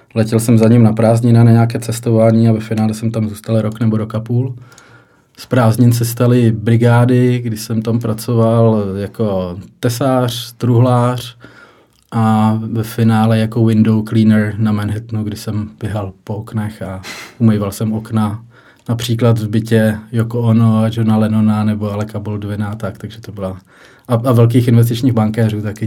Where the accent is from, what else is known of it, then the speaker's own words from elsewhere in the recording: Pardubice, Pardubice Region, Czechia; moved away as an adult; also born or lived in Ostrava / Hradec Králové; now in Líbeznice, Czech Republic; Já jsem žil v Pardubicích. Jo. Nějakých 20 let, takže to byl, ty první tři roky byly v Pardubicích, takže jsem bydlel doma